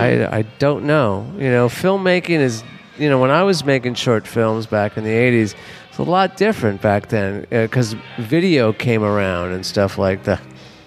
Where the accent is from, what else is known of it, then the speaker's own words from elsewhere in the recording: Los Angeles, California, United States; now in New Orleans, United States; I'm from Los Angeles, where high schools, it doesn't matter.